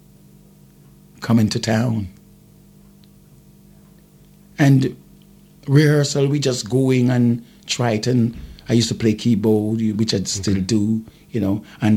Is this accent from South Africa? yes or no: no; Jamaica; I've made the first album as a Jamaican artist